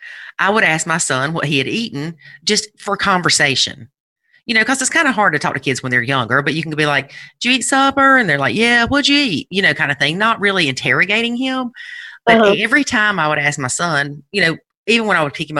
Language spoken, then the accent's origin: English; South Carolina, United States; I'm from South Carolina.